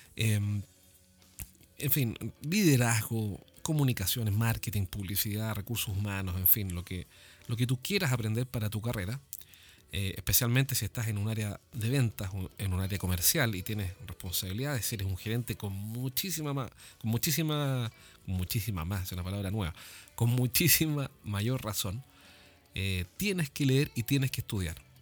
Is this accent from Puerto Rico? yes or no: no; Chile; acá en mi país